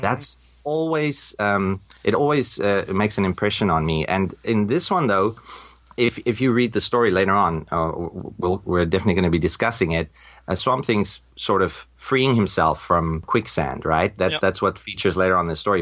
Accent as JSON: {"language": "English", "country": "South Africa", "tie": "born or raised there", "moved": "yes", "lives_now": "Taipei, Taiwan", "said": "I'm from South Africa. I was born a South African, and I'm an expat now living in Taipei"}